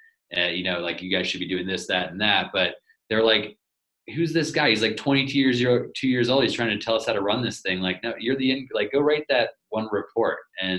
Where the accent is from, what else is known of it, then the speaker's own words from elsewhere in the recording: southern Portugal, Portugal; started off living in a in a one-room house in southern Portugal. And I grew up on a farm there